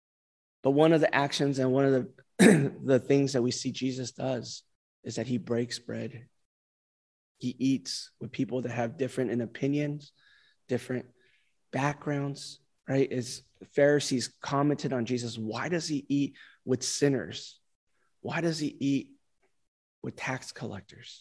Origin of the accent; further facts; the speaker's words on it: California, United States; moved away; California, my home state